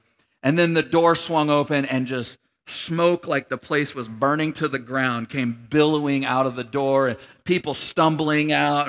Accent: Grand Junction, Colorado, United States; And so we grew up in Grand Junction, Colorado for a period of time, and we lived in this apartment complex

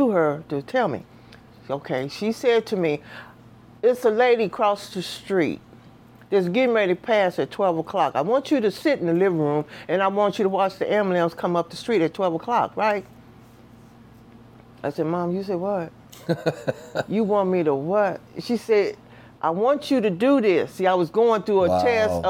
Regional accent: Los Angeles, California, United States; born or raised there; moved away; also born or lived in St. Louis, Missouri

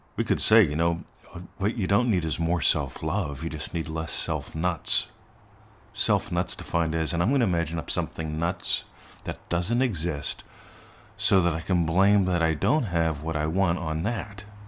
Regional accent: United States; moved away as an adult; now in Australia; being an American semi-expat and an Australian resident

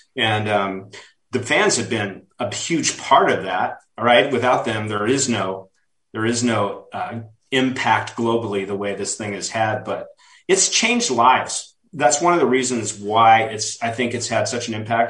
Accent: Reno, Nevada, United States; moved away; I went back to Reno, Nevada, my hometown

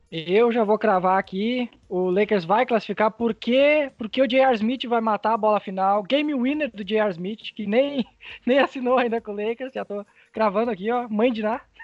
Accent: Venâncio Aires, Rio Grande do Sul, Brazil; Eu sou de Vena Soares

